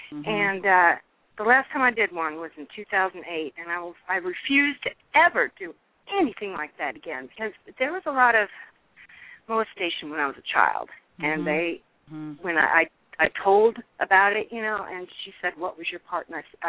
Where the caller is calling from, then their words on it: California, United States; Hi, I'm calling from California.